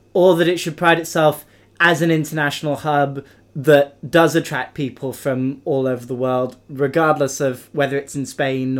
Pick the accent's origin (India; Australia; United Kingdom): United Kingdom; I mean, for us, we're British, traveling outside the UK can be quite a big deal